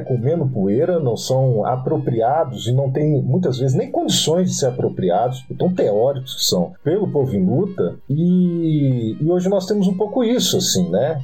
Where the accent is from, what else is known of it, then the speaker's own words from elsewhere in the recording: Minas Gerais, Brazil; eu sou de Minas Gerais